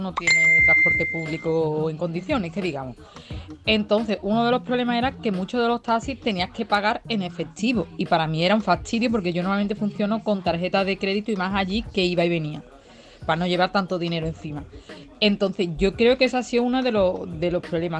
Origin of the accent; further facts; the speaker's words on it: Seville, Andalusia, Spain; moved away; also born or lived in Toledo; yo me llevo una temporada, por ejemplo, viviendo en Toledo, yo soy de Sevilla